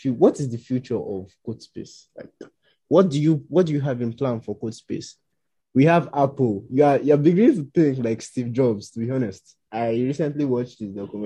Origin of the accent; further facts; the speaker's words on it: Nigeria; I come from Nigeria